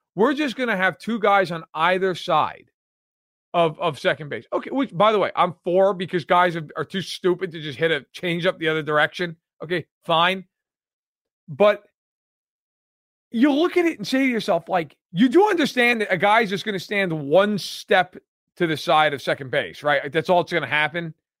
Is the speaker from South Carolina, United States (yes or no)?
no; New York, United States; moved away; I'm from New York